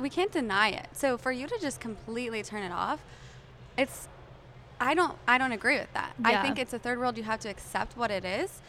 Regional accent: New Mexico, United States; moved away as an adult; also born or lived in Lubbock, Texas; now in Dallas, United States; I was at Texas Tech and I'm from New Mexico

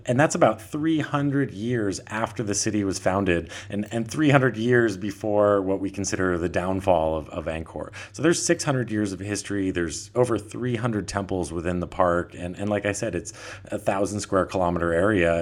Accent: Vermont, United States; moved away as an adult; also born or lived in Honolulu, Hawaii; now in Thailand; I'm originally from Vermont

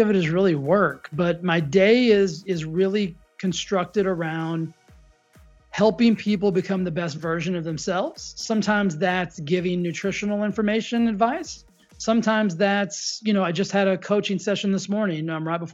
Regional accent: Texas, United States; I grew up in the South. I grew up in Texas.

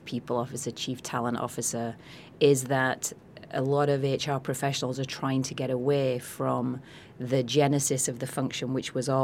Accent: Yorkshire and the Humber, United Kingdom; moved away as an adult; my accent is from, I'm from a town in the south of Yorkshire, so northern England. I haven't lived there since I was 18 years old

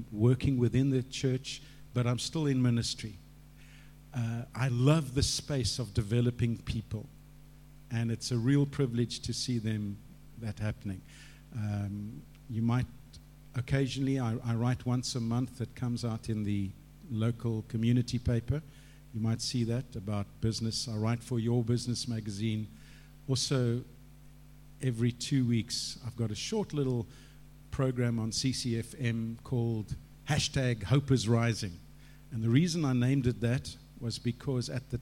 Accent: Cape Town, Western Cape, South Africa; moved away as an adult; I grew up in Cape Town.

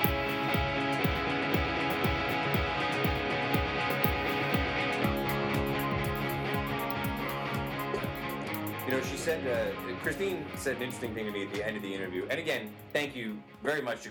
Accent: Utica, New York, United States; I'm from Utica

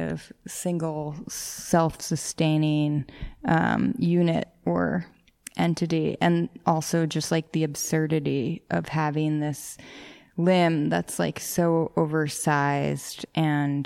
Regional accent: New York City, New York, United States; I grew up in the Bronx.

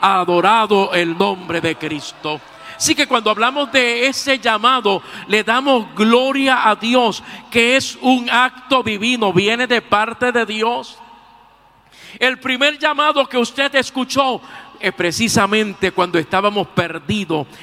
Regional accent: Puerto Rico; mi tierra, Puerto Rico.

